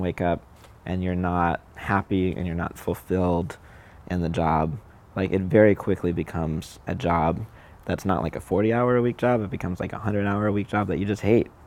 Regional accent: Southern California, United States; I grew up in Southern California.

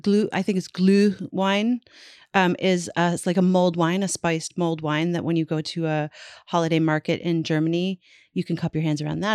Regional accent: Canada; I'm Canadian.

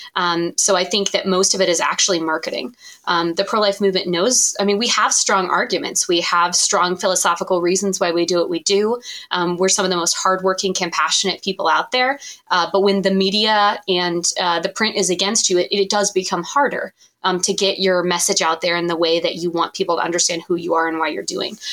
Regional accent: Columbus, Ohio, United States; Columbus, Ohio, which is my hometown and my place of residence now.

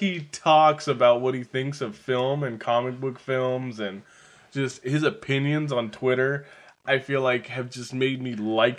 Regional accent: California, United States; I'm from California.

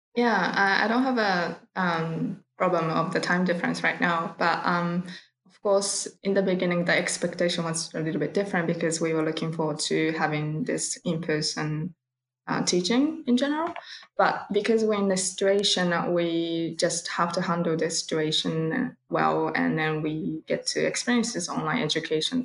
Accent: Kyoto, Japan; I'm from Kyoto, Japan

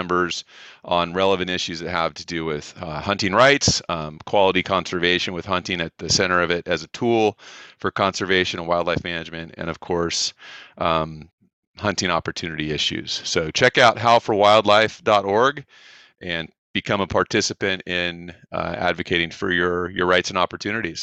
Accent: South Orange County, California, United States; We grew up in South Orange County, California

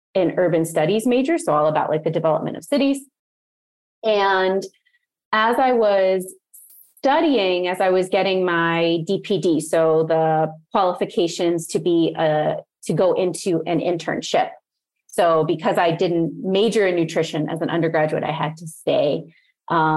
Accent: outside of Baltimore, Maryland, United States; moved away as an adult; also born or lived in New York City; I was raised outside of Baltimore

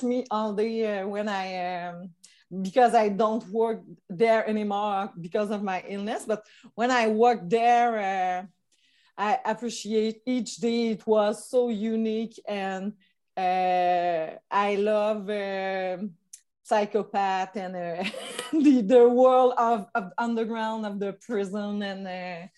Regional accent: Magdalen Islands, Quebec, Canada; English is a second language; also born or lived in Montreal; I come from Magdalen Island. It's far in Quebec. It's a little island in the fleuve Saint Laurent

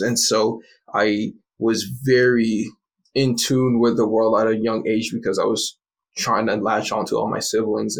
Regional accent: Hamilton, Ontario, Canada; also born or lived in Montreal; my dad lived down the street for a little while before we moved from Montreal to Hamilton.

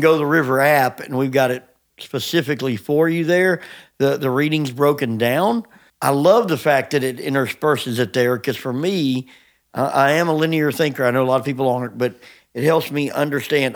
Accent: United States; as American Christians

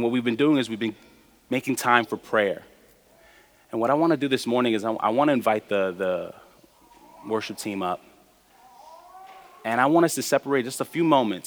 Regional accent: New York City, New York, United States; I was taught as a young person growing up in New York

